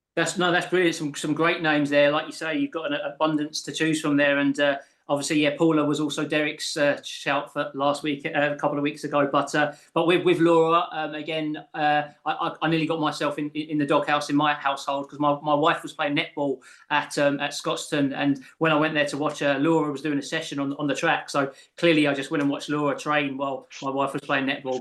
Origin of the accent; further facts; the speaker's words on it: England, United Kingdom; I'm from south of the border.